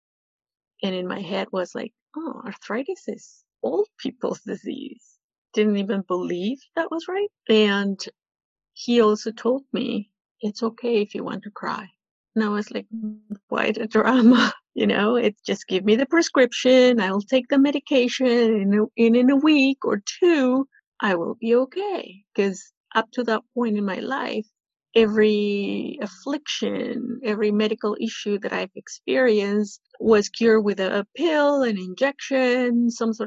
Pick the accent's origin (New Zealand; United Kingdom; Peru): Peru; now in Toronto, Canada; I am from Peru.